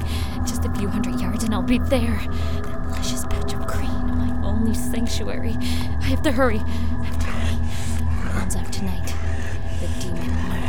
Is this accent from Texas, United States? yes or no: no; Chicago, Illinois, United States; I grew up in Chicago most of my life, inner city. It was okay.